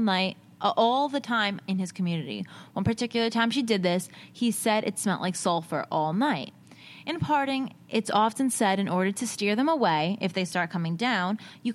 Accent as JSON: {"language": "English", "region": "New Jersey", "country": "United States", "said": "we're from Jersey, so our whisper is yelling"}